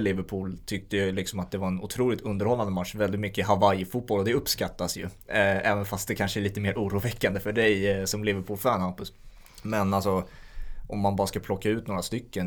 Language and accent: Swedish; Sweden; vi som svenskar